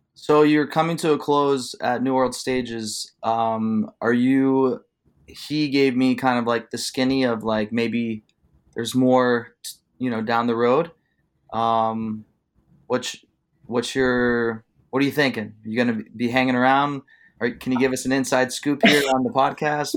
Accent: Youngstown, Ohio, United States; my hometown of Youngstown, Ohio

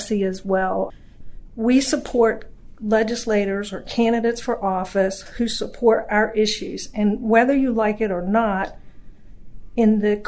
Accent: North Carolina, United States; moved away as an adult; now in Virginia, United States; I grew up in North Carolina. I moved to Virginia in late 80s

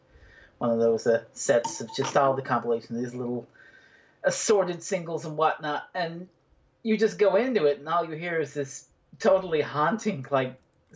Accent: Newfoundland and Labrador, Canada

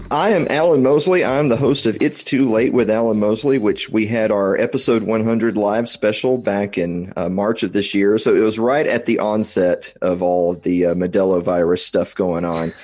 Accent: Columbia, Tennessee, United States; also born or lived in Nashville; I'm, I'm originally from Tennessee, originally from Columbia, which is the mule capital of the world

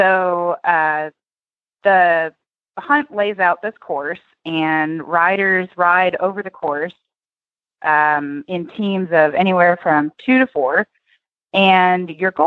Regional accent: Tennessee, United States; now in Oklahoma, United States; I grew up in Tennessee

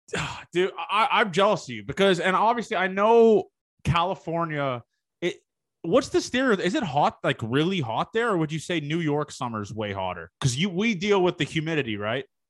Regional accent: Toronto, Ontario, Canada; I'm from the Toronto area.

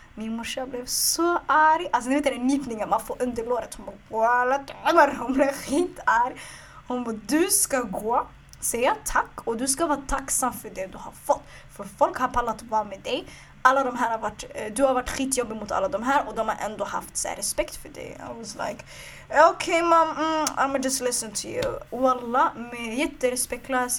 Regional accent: Stockholm, Stockholm County, Sweden; jag är från Stockholm

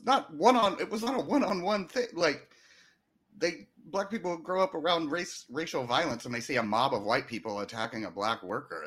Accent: the South, United States; I grew up in the South among a lot of con, conservatives

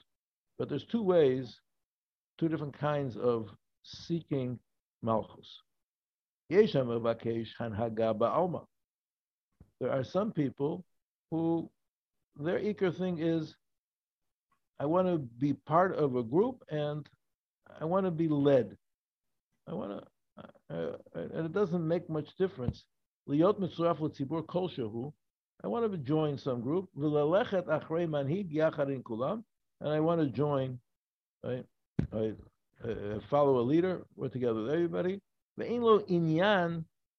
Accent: Chicago, Illinois, United States; moved away; I come from Chicago. He's a big sports town

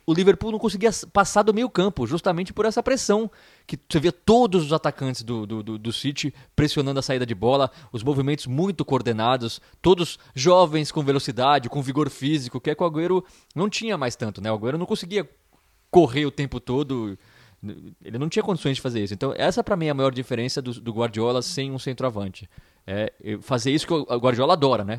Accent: Brazil; sou do Brasil

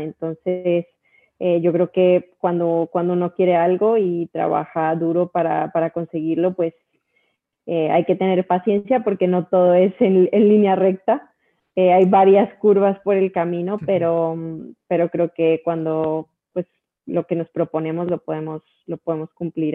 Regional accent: Colombia; de Colombia

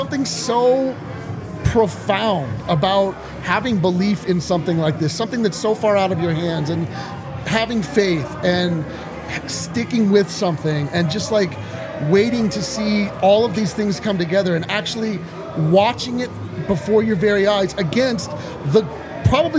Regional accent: Colorado, United States; I grew up in Colorado.

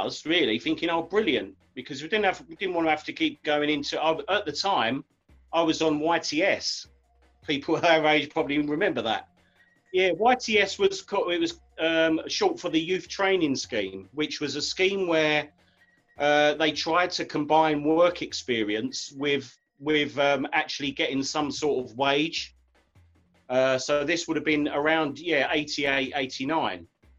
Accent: Romford, London, United Kingdom; Yeah, well, first time I came in, because obviously I'm from Romford.

